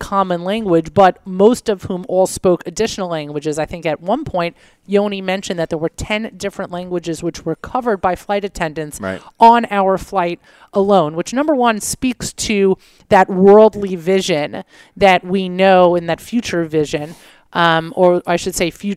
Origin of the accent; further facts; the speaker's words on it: New York, United States; a New Yorker